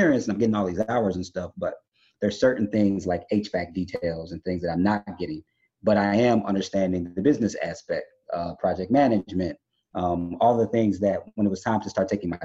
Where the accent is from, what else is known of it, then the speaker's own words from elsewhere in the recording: Chicago, Illinois, United States; I'm from Chicago. I live down the street from Frank Lloyd Wright's homes